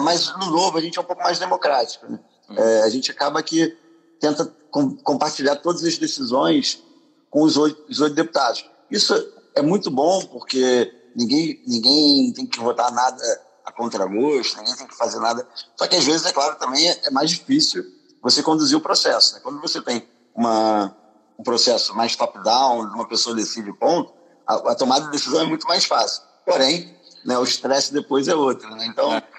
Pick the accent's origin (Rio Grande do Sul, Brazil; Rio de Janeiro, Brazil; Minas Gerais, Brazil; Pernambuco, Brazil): Rio de Janeiro, Brazil; moved away as an adult; also born or lived in France / United States; Eu sou do Rio, sou carioca